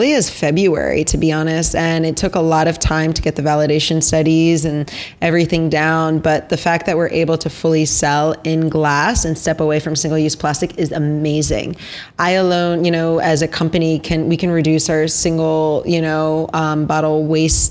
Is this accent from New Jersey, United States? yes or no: yes; Basking Ridge, New Jersey, United States; now in Brooklyn, United States; I grew up in Basking Ridge, New Jersey